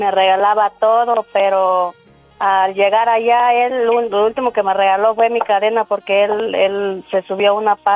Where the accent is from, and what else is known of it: Guerrero, Mexico; moved away